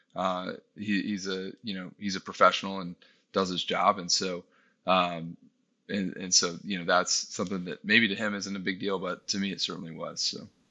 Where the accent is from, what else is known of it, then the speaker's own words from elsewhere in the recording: Texas, United States; moved away as an adult; we were able to move back to my hometown in, in Texas